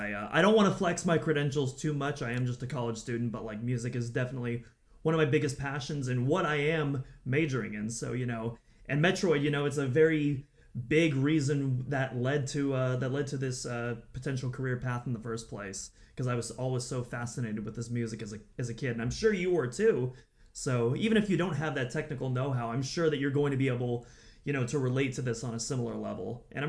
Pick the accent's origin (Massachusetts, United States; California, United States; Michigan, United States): California, United States; Sacramento; now in Monterey, United States; I've been in Sacramento for about a year. And, you know, no hate to Sacramento. You know, I like my hometown, but Monterey is definitely where I belong.